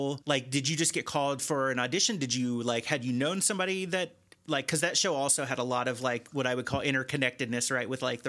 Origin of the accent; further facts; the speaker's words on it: Cincinnati, Ohio, United States; moved away; also born or lived in Chicago; I'm from Cincinnati originally.